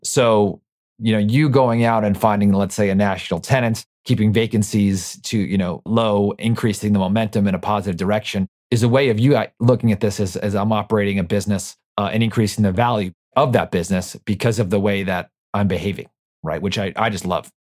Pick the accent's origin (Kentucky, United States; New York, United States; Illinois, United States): New York, United States; I'm from New York